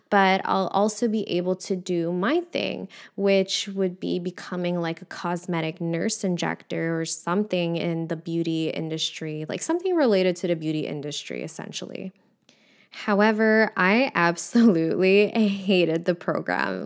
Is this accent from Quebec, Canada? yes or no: yes; Montreal, Quebec, Canada; I'm from Montreal. So, in Quebec, our school system is a little bit different